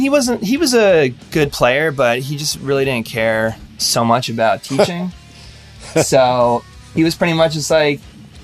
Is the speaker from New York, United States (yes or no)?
no; Jersey Shore, Central New Jersey, United States; I grew up the Jersey Shore.